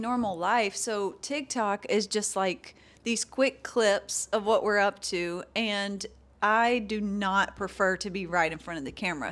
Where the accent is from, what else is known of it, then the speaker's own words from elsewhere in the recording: LaGrange, Georgia, United States; I was born and raised small town